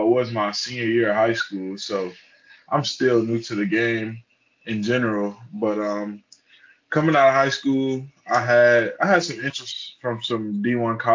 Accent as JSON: {"language": "English", "town": "Charlotte", "region": "North Carolina", "country": "United States", "tie": "born or raised there", "also_born_or_lived": "Fort Mill, South Carolina / Kansas", "moved": "as an adult", "lives_now": "Gainesville, United States", "said": "I'm from Charlotte, North Carolina. I went to high school in Fort Mill, South Carolina."}